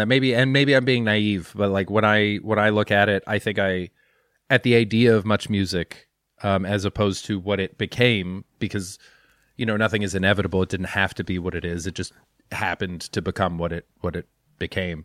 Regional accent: Canada

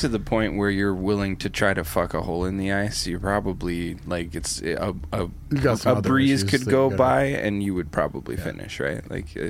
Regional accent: Canada; I remember growing up in Canada

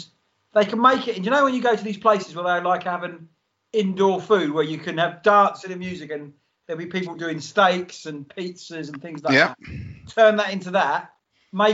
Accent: Kent, South East England, United Kingdom; Anybody in my hometown, I will support them. So, you know, Dover till

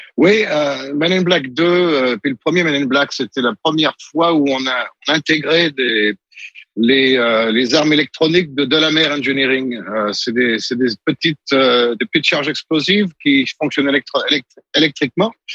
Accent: Montluçon, Auvergne-Rhône-Alpes, France; moved away; ma ville natale. Euh, Audrey Tautou est originaire de la même région que moi et nous sommes allés au même lycée

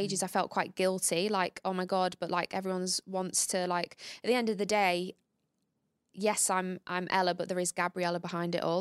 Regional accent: Grimsby, Yorkshire and the Humber, United Kingdom; moved away; we come from the same hometown

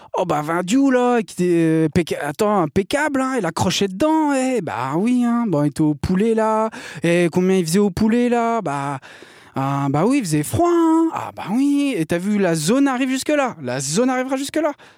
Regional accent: Brittany, France; je suis breton

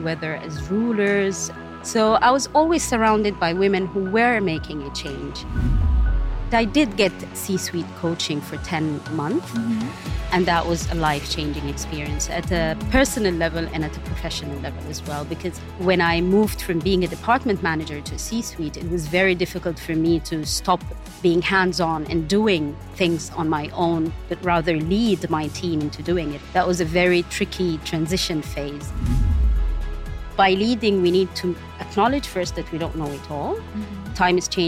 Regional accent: Khartoum, Sudan; moved away as an adult; now in Dubai, United Arab Emirates; I was born in Sudan, Khartoum mainly, which is the capital. And I was raised there, and I've lived all of my life

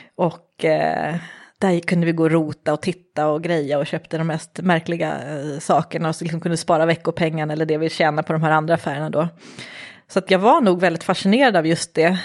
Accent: Järfälla, Stockholm County, Sweden; Jag är uppvuxen i Järfälla, eh, så jag är en förortstjej

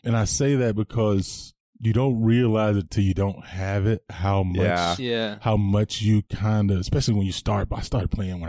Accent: Anderson, South Carolina, United States; moved away as an adult; also born or lived in Denver, Colorado; now in Bozeman, United States; I am from Anderson, South Carolina, born and raised.

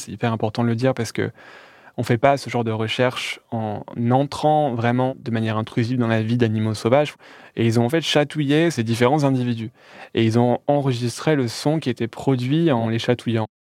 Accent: Calais, Hauts-de-France, France; à Calais, là où je suis né

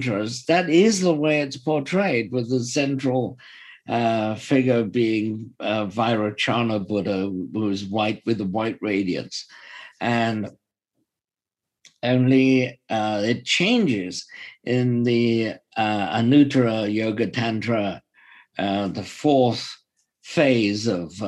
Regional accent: Welsh, Wales, United Kingdom; being Welsh myself

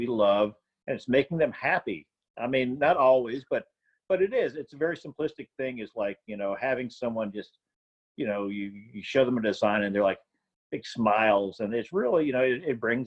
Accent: Houston, Texas, United States; also born or lived in New Orleans, Louisiana; I was born in New Orleans, but then we lived in Houston in the suburbs, actually.

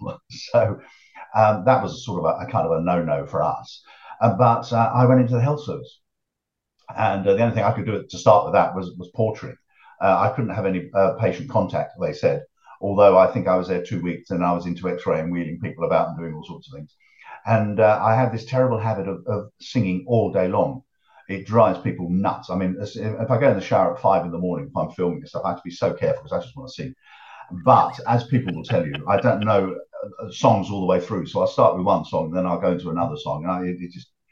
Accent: Harlow, East of England, United Kingdom; also born or lived in Willesden, London; I was born in Willesden in North London, but Dad moved us when I was about 6 to Harlow in Essex.

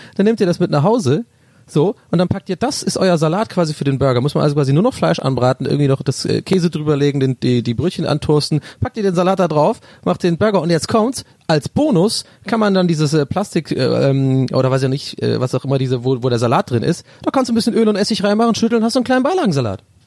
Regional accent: Ireland; moved away; Ich bin so ein richtiger Ire

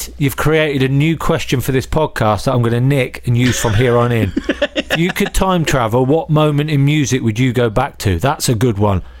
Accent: Northampton, East Midlands, United Kingdom; I grew up in Northampton, so I supported Northampton

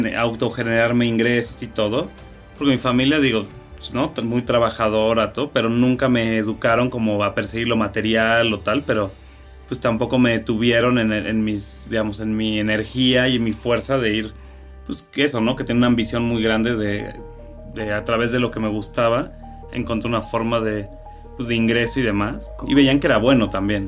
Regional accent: Cuernavaca, Morelos, Mexico; moved away as an adult; now in Mexico City, Mexico; yo llego a los 18 años de Cuernavaca

